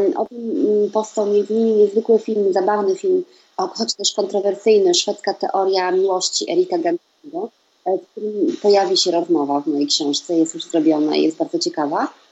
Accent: Poland; moved away as an adult; now in Sweden; z Polski pochodzę

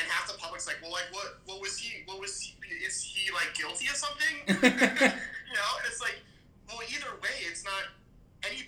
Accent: Cleveland, Ohio, United States; moved away as an adult; now in Chicago, United States; I'm from Cleveland.

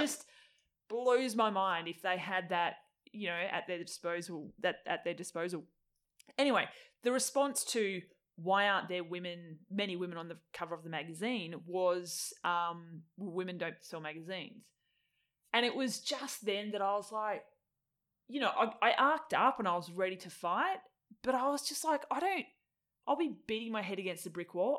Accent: Tasmania, Australia; moved away as an adult; also born or lived in Melbourne; I moved from Tassie when I was twenty-one

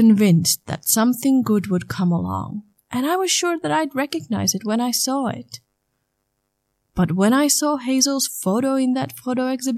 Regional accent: Finland; English is a second language; I'm from Finland. English is not my mother tongue

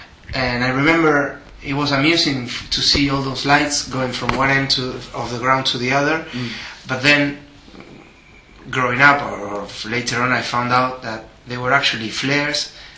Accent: Avellaneda, Buenos Aires Province, Argentina; that's my hometown.

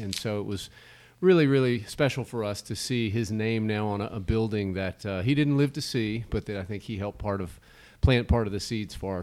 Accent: Starkville, Mississippi, United States; growing up in a college town

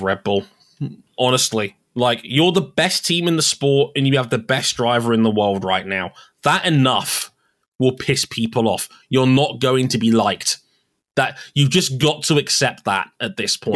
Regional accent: United Kingdom; we Brits

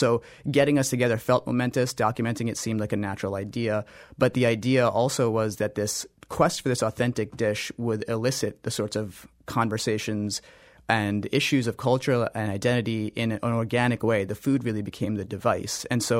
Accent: North India, India; I'm North Indian and the food is South Indian, so right. I didn't grow up eating it.

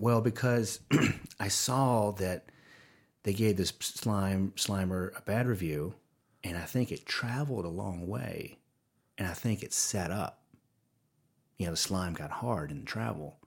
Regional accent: the South, United States; accent: Southern; they can probably hear my Southern accent coming through

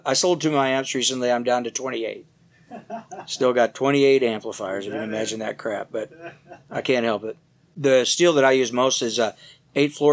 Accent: Detroit, Michigan, United States; moved away as an adult; also born or lived in California; I grew up originally in the Detroit area and left there for California when I was about 20 years old

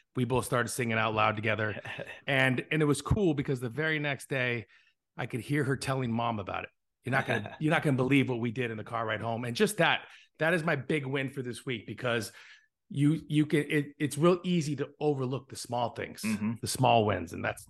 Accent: Hinesville, Georgia, United States; born there; also born or lived in Europe / California / Arizona; I'm an Army brat. I was born in Hinesfield, Georgia. I lived in Europe. I lived in California, and I settled in Bisbee, Arizona, which is a really small town in the middle of Arizona next to the border.

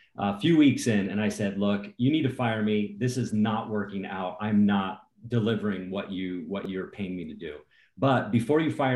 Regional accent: Cincinnati, Ohio, United States; I grew up in Cincinnati, Ohio

